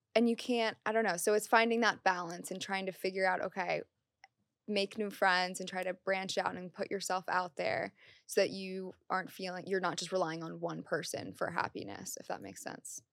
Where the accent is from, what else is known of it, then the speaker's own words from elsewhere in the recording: Maryland, United States; moved away as an adult; now in New York City, United States; I'm from Maryland, so all my family was from Maryland